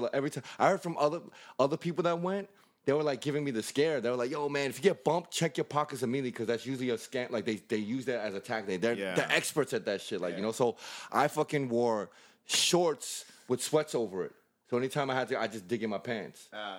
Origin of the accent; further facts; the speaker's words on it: United States; We didn't tell anybody we're American because...